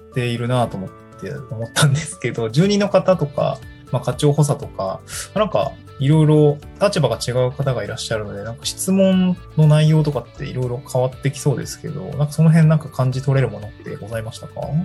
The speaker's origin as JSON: {"language": "Japanese", "region": "Niigata", "country": "Japan", "tie": "born or raised there", "also_born_or_lived": "Tokyo", "moved": "yes", "lives_now": "Awaji Island, Japan", "said": "新潟市は私の出身ですね。"}